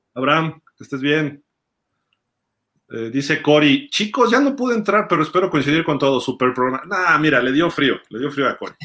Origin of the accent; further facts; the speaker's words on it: Mexico City, Mexico; mi papá nació en Tamaulipas, mi mamá en Jalisco, y pues yo sí soy chilango